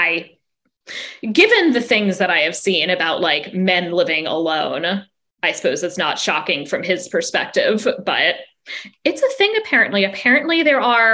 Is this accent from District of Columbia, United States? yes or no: yes; Washington, District of Columbia, United States; moved away; also born or lived in Indiana; I'd say DC